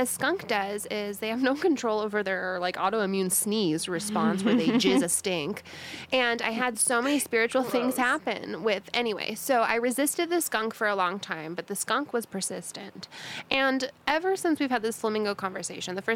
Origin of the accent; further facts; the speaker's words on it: San Diego, California, United States; We're from San Diego